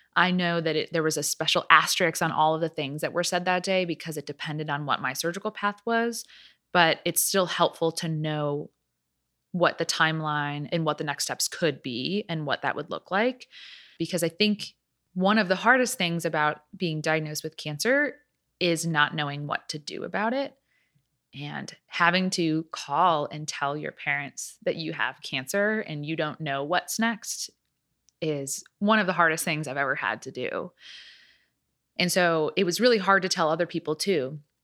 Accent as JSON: {"language": "English", "town": "Chicago", "region": "Illinois", "country": "United States", "also_born_or_lived": "Atlanta, Georgia", "moved": "as an adult", "lives_now": "Nashville, United States", "said": "I am from the Chicago area"}